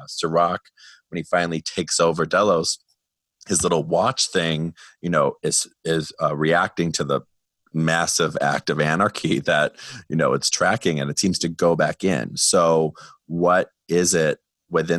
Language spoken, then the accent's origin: English; Wisconsin, United States; I'm from Wisconsin